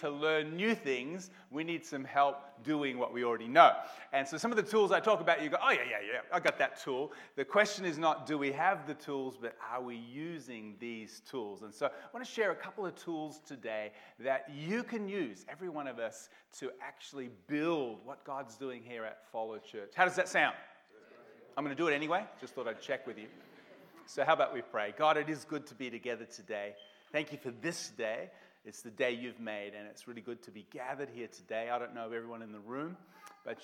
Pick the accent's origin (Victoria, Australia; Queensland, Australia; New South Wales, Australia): Victoria, Australia; Melbourne; moved away; also born or lived in Portland, Oregon, United States / Rockhampton; I was born in Melbourne, grew up in Blackburn South when it was kind of the outer part of Melbourne many, many years ago.